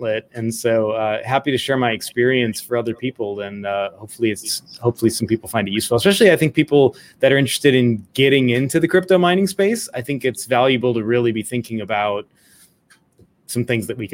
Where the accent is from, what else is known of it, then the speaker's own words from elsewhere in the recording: Scottsdale, Arizona, United States; I grew up in Scottsdale, Arizona, so there's a Mayo Clinic out there